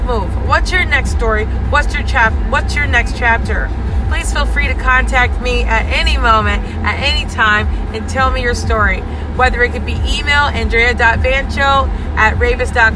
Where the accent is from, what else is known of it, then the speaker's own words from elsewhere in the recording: Hawaii, United States; now in East Coast, United States; I've lived a life of an island girl growing up in Hawaii, and then now I can say I'm living a life of an East Coaster